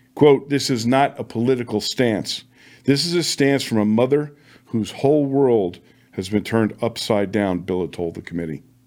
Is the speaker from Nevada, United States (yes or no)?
yes; Las Vegas, Nevada, United States; in my hometown of Las Vegas, where I served for twenty-four years